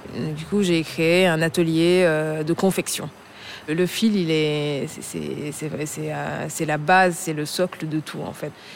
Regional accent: Senegal; also born or lived in France / Saloum, Senegal; Je suis sénégalaise et je suis partie à l'âge de 20 ans pour poursuivre mes études supérieures

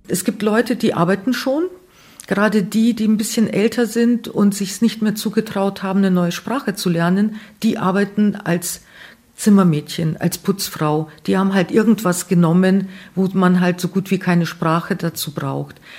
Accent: Neufahrn, Bavaria, Germany; ja hier aufgewachsen bin

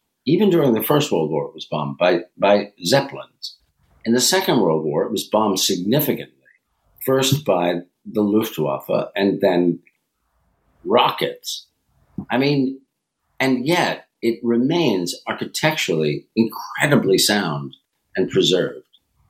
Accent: New York, United States; You know, I grew up in Westchester. I grew up only 50 miles away from New York.

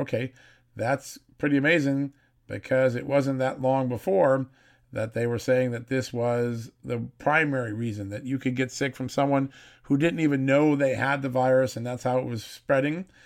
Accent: United States; my hometown area, New York City, Connecticut

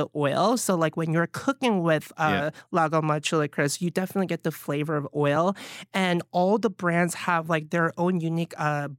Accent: Alabama, United States; now in New York City, United States; So I wasn't really exposed to any sort of a Chinese food growing up in Alabama. But once I moved to New York City

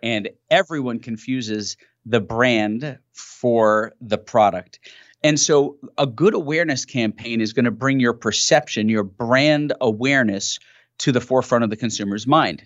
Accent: New York City, New York, United States; I grew up in New York City

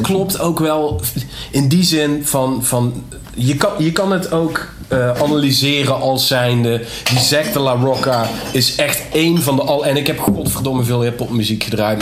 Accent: Nederweert, Limburg, Netherlands; ik kom uit Nederweert

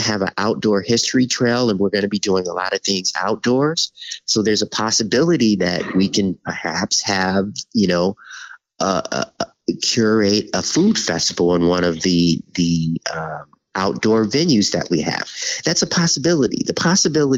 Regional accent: Chicago, Illinois, United States; moved away as an adult; growing up in Chicago

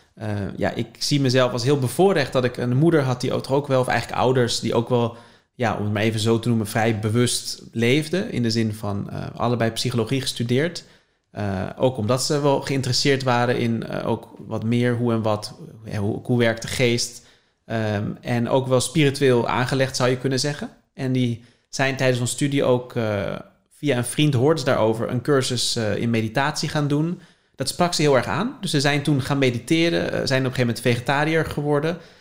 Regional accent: Leiden, South Holland, Netherlands; born or raised there

